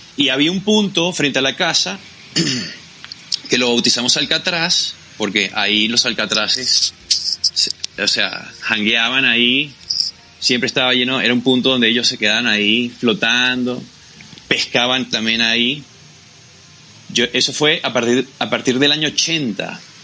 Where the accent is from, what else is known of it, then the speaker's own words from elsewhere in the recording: Macuto, La Guaira, Venezuela; moved away as an adult; now in Bogotá, Colombia; Yo soy de Macuto